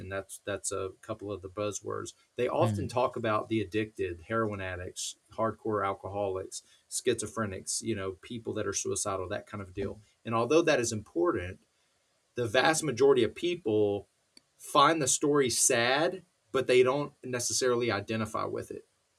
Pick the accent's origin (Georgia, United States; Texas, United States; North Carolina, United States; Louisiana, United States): Texas, United States; College Station; I grew up down in Texas, a place called College Station where Texas A&M is